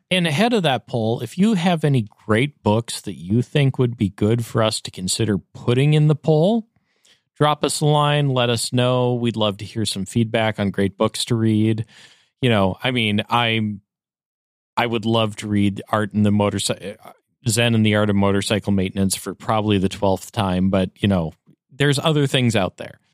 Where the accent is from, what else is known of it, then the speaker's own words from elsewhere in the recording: Upper Midwest, United States; I'm from the Upper Midwest